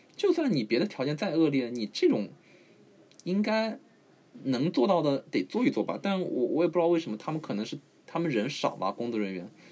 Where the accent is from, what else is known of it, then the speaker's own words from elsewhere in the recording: Shanghai, China; 我是上海人